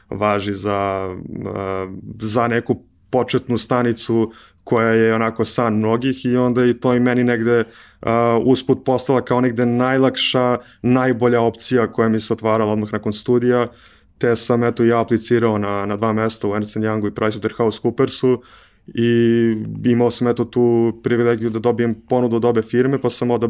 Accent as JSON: {"language": "Croatian", "region": "Belgrade", "country": "Serbia", "tie": "born or raised there", "also_born_or_lived": "Brussels, Belgium", "said": "rođen sam u Beogradu, uh, imam 30 godina"}